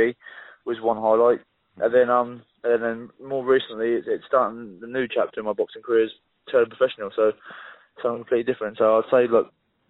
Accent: Guildford, South East England, United Kingdom; I'm from Guildford, Surrey.

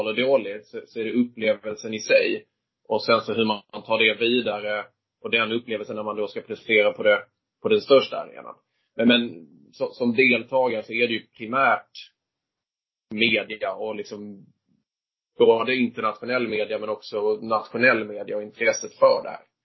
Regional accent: Viken, Skåne, Sweden; moved away as an adult; now in Stockholm, Sweden; uppväxt är jag i, uh, utanför Höganäs, uh, kommer från Viken från början

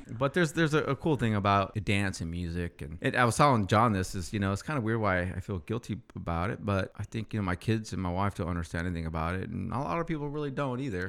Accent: Ripon, California, United States; I grew up in a small town called Ripon.

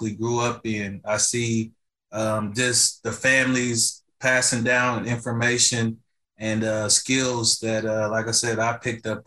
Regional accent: Lyles Station, Indiana, United States; the community where I was raised at here in Lyle Station.

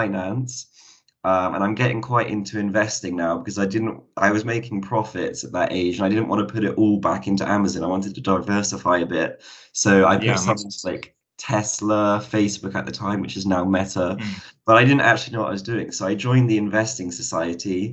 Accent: Cambridge, East of England, United Kingdom; moved away as an adult; also born or lived in Bristol; I am from Cambridge, so it was quite a move, like 3 hours down south

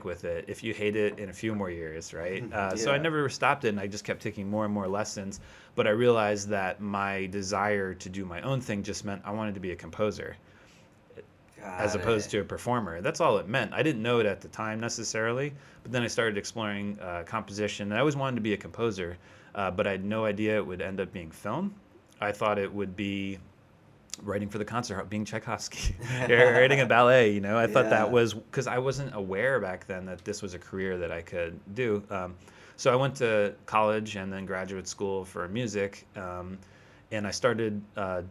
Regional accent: the Poconos, Pennsylvania, United States; moved away as an adult; also born or lived in New York City; now in California, United States; I grew up in the Poconos, which is like kind of a resort area in Pennsylvania

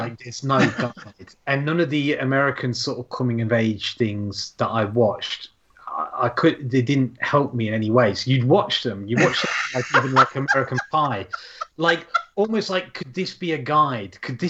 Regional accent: Yorkshire and the Humber, United Kingdom; it's set in a little shitty town in Yorkshire, mining, sort of ex-mining village-ish like mine

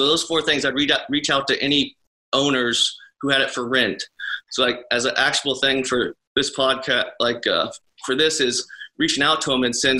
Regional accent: Mahomet, Illinois, United States; I'm from Mahomet, just 10 minutes away from Champaign, where University of Illinois is at.

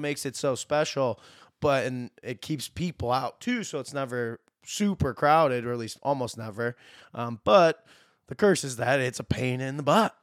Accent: Dexter, Michigan, United States; moved away as an adult; now in British Virgin Islands; I am from Dexter, Michigan, just outside Ann Arbor, born and raised here.

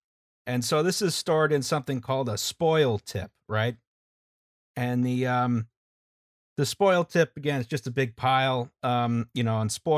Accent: United States; I'm an American.

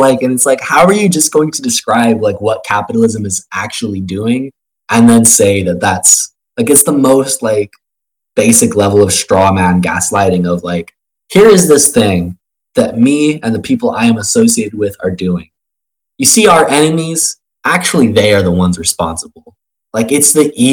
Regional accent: Arizona, United States; I grew up in Arizona, like, positively surrounded by, like, right-wing libertarians

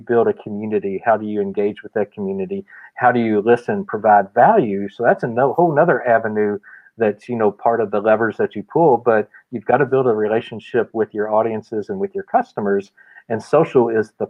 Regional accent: Louisville, Kentucky, United States; growing up in Louisville

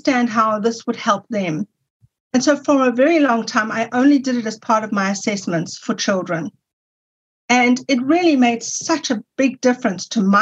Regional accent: South Africa; you can hear that I'm from South Africa, when I returned to South Africa, I was able to go to university and study

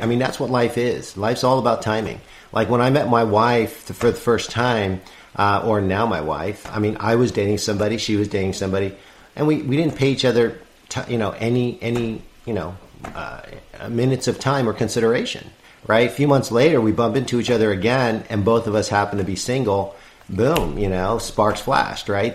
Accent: New York City, New York, United States; I'm from New York City

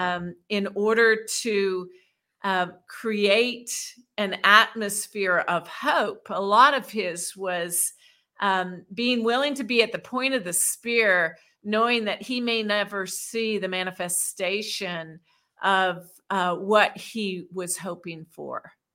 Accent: Washington, District of Columbia, United States; I grew up in Washington, D C

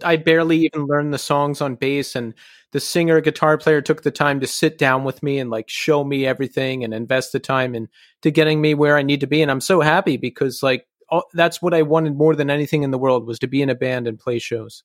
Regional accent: Bucks County, Pennsylvania, United States; I'm from Bucks County

